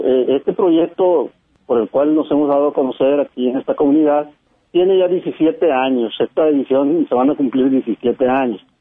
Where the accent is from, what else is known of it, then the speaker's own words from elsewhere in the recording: La Huasteca, Veracruz, Mexico; now in Recoveco, Mexico; yo soy de la Huasteca, yo soy de Veracruz